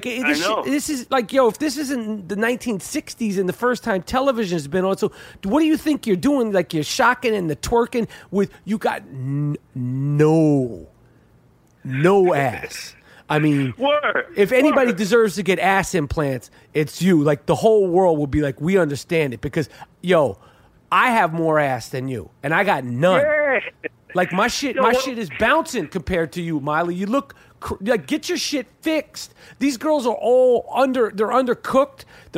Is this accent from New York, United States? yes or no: yes; New York, United States; This is not new to us. We're from New York.